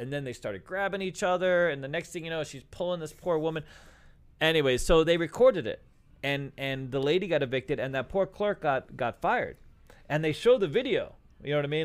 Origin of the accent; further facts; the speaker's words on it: New York, United States; I'm from New York